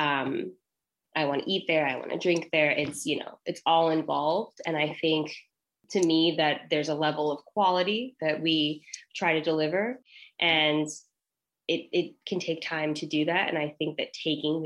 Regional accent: Denver, Colorado, United States; moved away; I'm from Denver, so I'm going back home

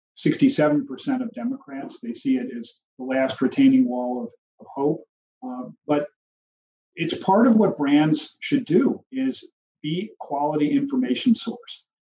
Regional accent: Chicago, Illinois, United States; I'm from Chicago

